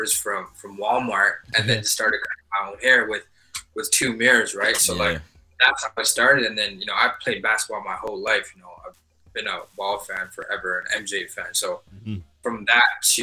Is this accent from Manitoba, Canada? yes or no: no; Montreal, Quebec, Canada; now in Toronto, Canada; I'm originally from Montreal.